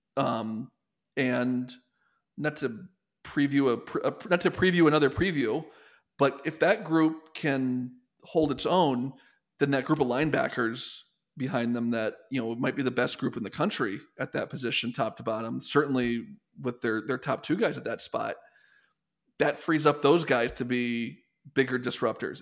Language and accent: English; Detroit, Michigan, United States; my hometown, Detroit